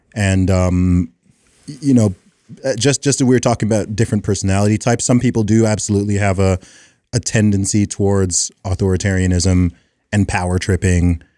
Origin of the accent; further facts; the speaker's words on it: United Kingdom; I'm like a British Will Smith